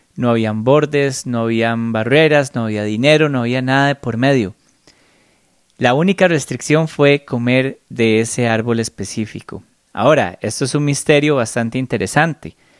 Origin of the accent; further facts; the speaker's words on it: Costa Rica; yo nací en Costa Rica y por más feliz que yo me siento de haber nacido aquí, yo no escogí haber nacido acá.